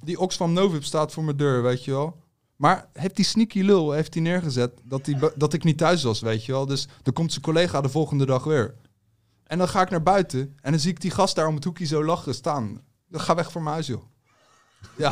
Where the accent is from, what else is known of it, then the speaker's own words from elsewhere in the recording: Netherlands; ik ben Nederlander, hier geboren